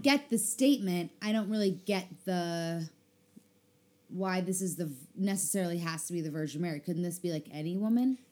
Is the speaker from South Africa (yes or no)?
yes; South Africa; moved away; also born or lived in Chicago; I was a child in South Africa.